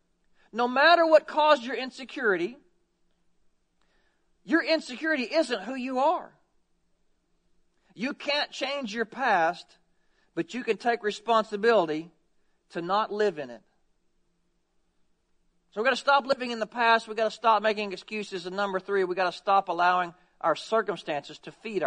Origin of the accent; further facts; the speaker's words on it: United States; we Americans